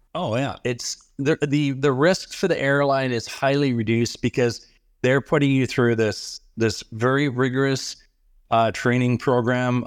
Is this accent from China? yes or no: no; Canada; Even as a Canadian